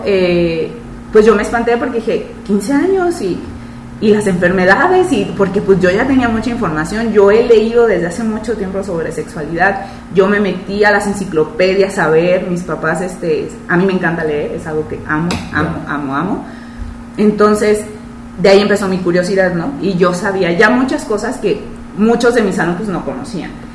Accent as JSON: {"language": "Spanish", "country": "Mexico", "said": "los demás pues somos de México, de Guadalajara, Ciudad de México, Coahuila"}